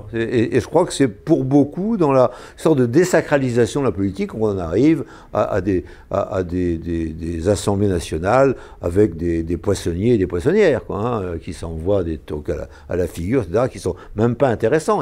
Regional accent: Brittany, France; en tant que breton, industriel

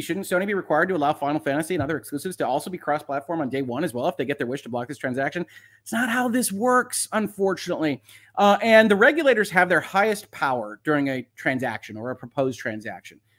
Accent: United States; That would be my hometown, the United States.

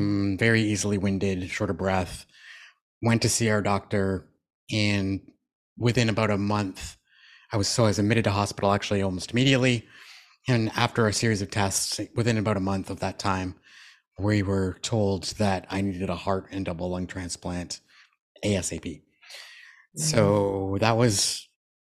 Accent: Moncton, New Brunswick, Canada; moved away as an adult; also born or lived in Toronto, Ontario; I'm from a family of six. So my three younger brothers and my mom stayed home in Moncton.

